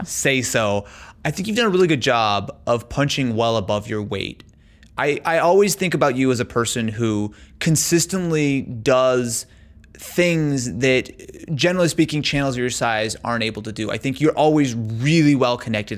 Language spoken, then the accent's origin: English; Branson, Missouri, United States; moved away as an adult; now in Los Angeles, United States; So I grew up in Missouri. Yeah. So I grew up in a little town called Branson, Missouri, in southern in southern Missouri